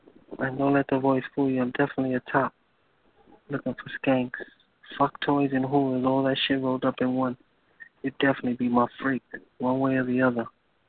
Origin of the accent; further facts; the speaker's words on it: New York City, New York, United States; I'm from New York City.